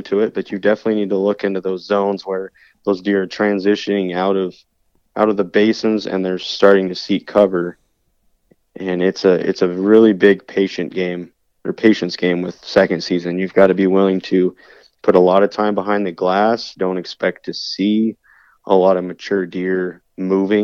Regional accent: Meeker, Colorado, United States; also born or lived in New Castle, Colorado / Glenwood Springs, Colorado; growing up in Meeker, I mean, just on our little ranch

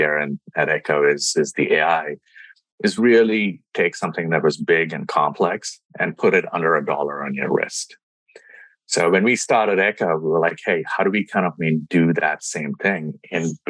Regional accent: India; moved away; I grew up in India, with my dad was an entrepreneur and an engineer

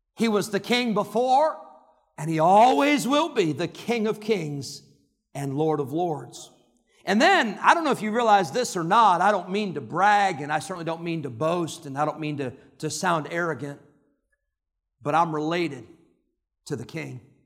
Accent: Santa Clara, California, United States; when I was born, on May twenty-first, nineteen seventy-nine, in Santa Clara, California

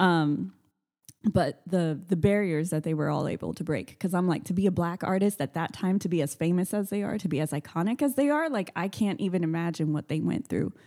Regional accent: Austin, Texas, United States; I'm born and raised in Austin

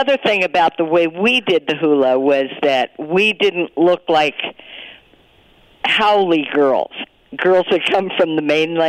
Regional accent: Sacramento, California, United States; moved away; also born or lived in Hawaii; I was growing up in Sacramento

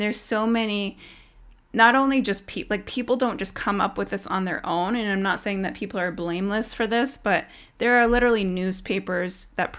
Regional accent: Tyendinaga, Ontario, Canada; I'm actually from Tyendinaga. I'm an Indigenous woman. This is where my family's from.

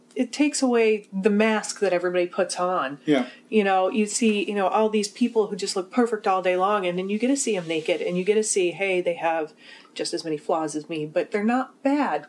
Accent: Midwest, United States; we're from the Midwest.

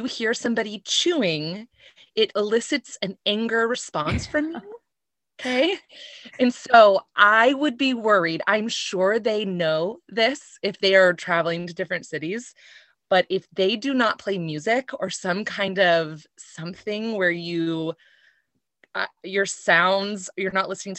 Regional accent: Texas, United States; moved away; I am from Texas

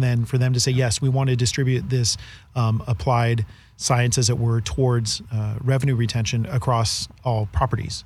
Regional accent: Northern California, United States; moved away as an adult; now in Colorado, United States; growing up in Northern California

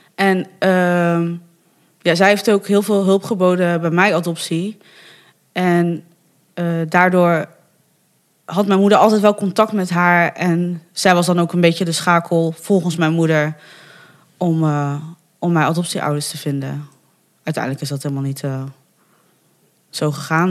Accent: Bergen op Zoom, North Brabant, Netherlands; also born or lived in Fortaleza, Brazil / Breda; ik eh, ben in Bergen op Zoom opgegroeid

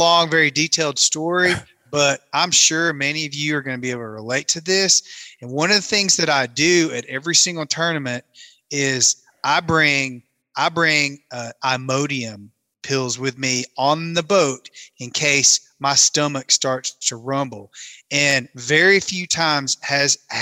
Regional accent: Tennessee, United States; moved away as an adult; also born or lived in Kentucky Lake / Monteagle, Tennessee; now in Colorado, United States; I grew up in Tennessee, live in Colorado and have for a long time, but I grew up on Kentucky Lake, but I went to high school in Southeast Tennessee

